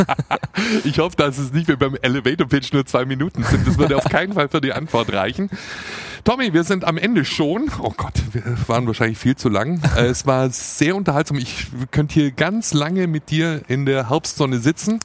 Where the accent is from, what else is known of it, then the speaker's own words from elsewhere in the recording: Swabia, Baden-Württemberg, Germany; accent: Swabian; first language Standard German and Swabian; ich bin ja zweisprachig aufgewachsen, Hochdeutsch und Schwäbisch. Und äh, ich bin auch Schwabe aus Passion